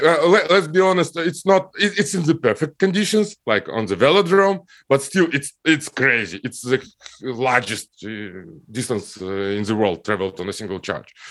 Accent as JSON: {"language": "English", "region": "Almaty", "country": "Kazakhstan", "tie": "born or raised there", "moved": "yes", "said": "I grew up in Kazakhstan, in, uh, Almaty city. It's my hometown."}